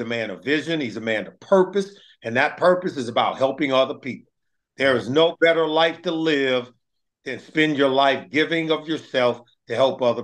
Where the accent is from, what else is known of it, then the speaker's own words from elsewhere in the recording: California, United States; I'm a California kid growing up on the West Coast